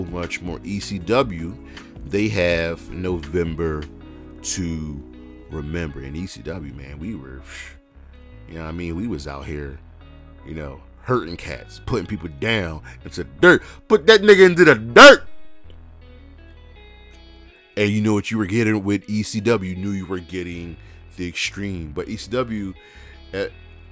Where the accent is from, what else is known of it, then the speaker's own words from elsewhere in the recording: United States; I'm an American.